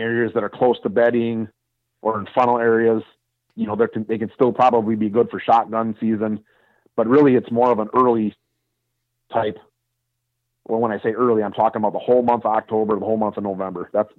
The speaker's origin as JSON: {"language": "English", "region": "Wisconsin", "country": "United States", "said": "I mean, I'm from Wisconsin, and we have deer herds in the northern part of Wisconsin that deal with 150 inches of snow"}